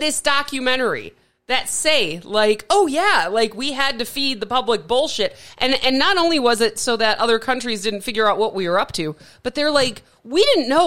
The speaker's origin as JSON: {"language": "English", "region": "Midwest", "country": "United States", "moved": "yes", "lives_now": "Arizona, United States", "said": "I'm from the Midwest"}